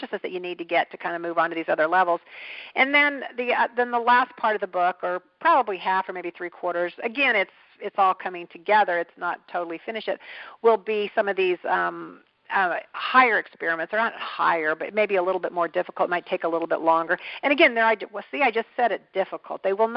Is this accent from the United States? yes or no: yes; Kansas, United States; also born or lived in Kentucky; I lived a lot of my life in Kansas